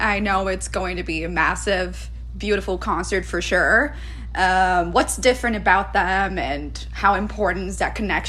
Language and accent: English; Brazil; moved away; I am from Brazil, so I definitely don't speak French. My Portuguese is great, though.